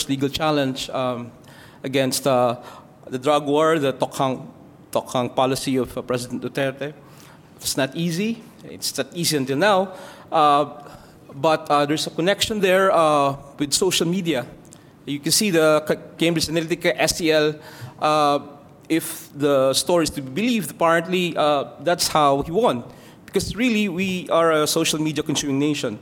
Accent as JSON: {"language": "English", "country": "Philippines", "said": "I come from the Philippines"}